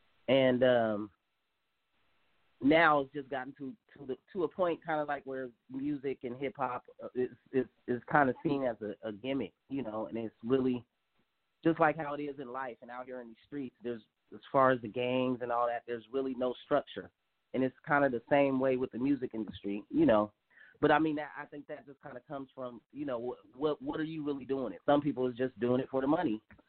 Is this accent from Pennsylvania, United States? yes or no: no; Sacramento, California, United States; Well, I mean, it was, yeah, it does get pretty wild out here, but it ain't nothing in compared to how kind of wild it's gotten now.